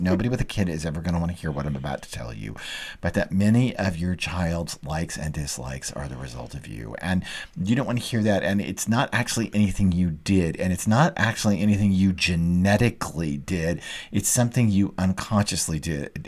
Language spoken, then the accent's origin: English; Dallas, Texas, United States; moved away; also born or lived in New York City; I grew up in Dallas, a long way from any water